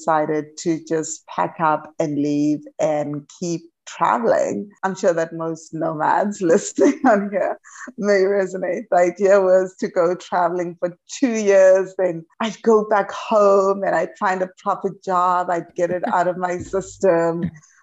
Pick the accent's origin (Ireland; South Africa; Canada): South Africa; moved away as an adult; now in Huatulco, Mexico; I am originally from South Africa